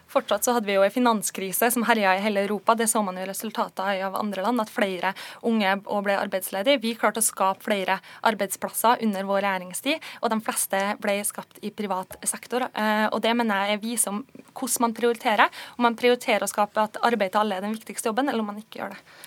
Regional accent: Kristiansund, Møre og Romsdal, Norway; Jeg kommer jo sjøl fra Kristiansund på Nordvestlandet

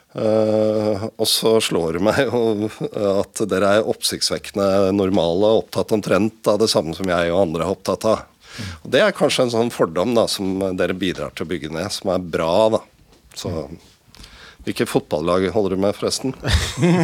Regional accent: Oslo, Norway; Jeg er jo fra Oslo og kjent i området

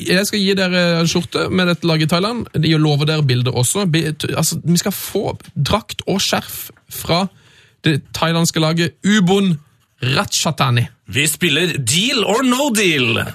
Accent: Møre og Romsdal, Norway; now in Trøndelag, Norway; Holder med Molde, siden jeg er oppvokst rett utenfor Molde. Bodd 19 år der og 21 år her i Trøndelag.

